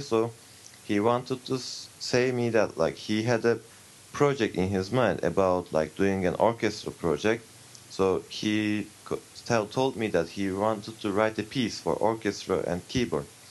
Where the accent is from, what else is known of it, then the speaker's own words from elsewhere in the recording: Turkey; I come from Turkey